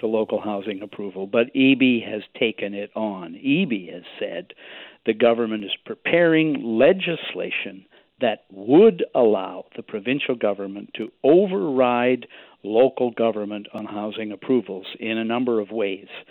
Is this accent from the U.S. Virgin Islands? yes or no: no; Victoria, British Columbia, Canada; my hometown here